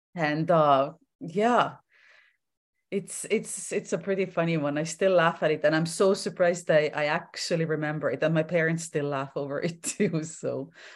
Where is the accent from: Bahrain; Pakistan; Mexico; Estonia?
Estonia; moved away as an adult; now in Vancouver Island, Canada; I was born and raised in Estonia. I ended up moving to Canada when I was in my twenties.